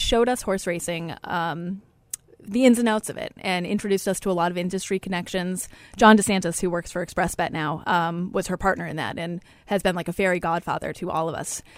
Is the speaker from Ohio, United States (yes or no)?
no; Lowell, Massachusetts, United States; I grew up in Lowell. It wasn't exactly a horsey area